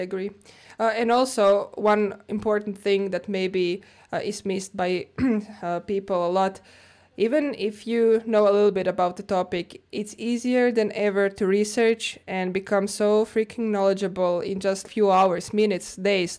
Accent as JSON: {"language": "English", "town": "Zagreb", "region": "City of Zagreb", "country": "Croatia", "tie": "born or raised there", "moved": "as an adult", "lives_now": "Finland", "said": "Zagreb, Croatia, my hometown."}